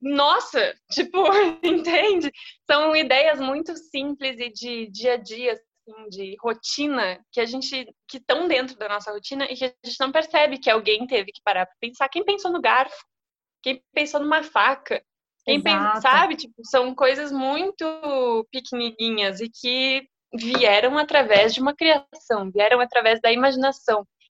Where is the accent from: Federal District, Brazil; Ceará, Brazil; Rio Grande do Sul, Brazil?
Rio Grande do Sul, Brazil; moved away as an adult; now in São Paulo, Brazil; sou gaúcha